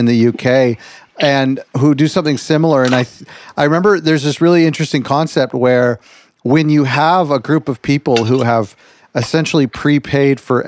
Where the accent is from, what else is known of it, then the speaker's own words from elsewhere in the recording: Canada; I'm from Canada